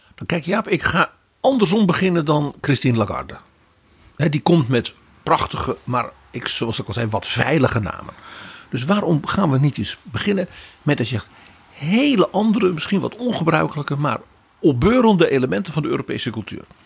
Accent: Netherlands

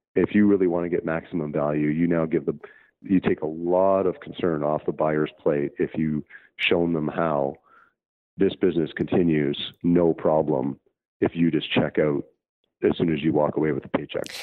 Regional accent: Canada; Canada. Actually, as was my home country

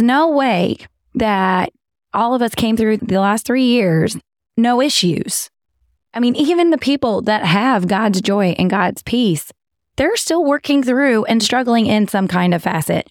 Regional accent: Texas, United States; accent: southern; I'm from Texas.

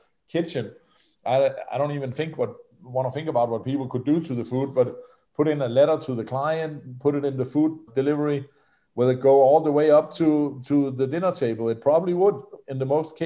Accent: Denmark; I come from Denmark

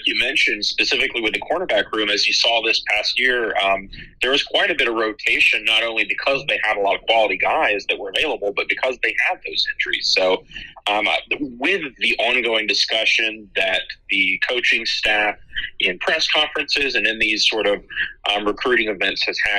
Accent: Virginia, United States; I wasn't just added because I'm from the Tidewater area and can offer you that access.

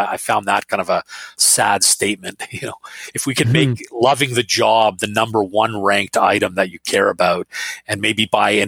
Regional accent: Finland; moved away; So I was born in Finland

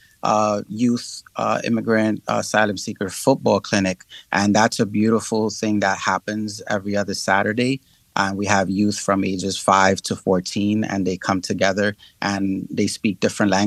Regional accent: Puerto Rico; I come from Puerto Rico, and it's the oldest colony

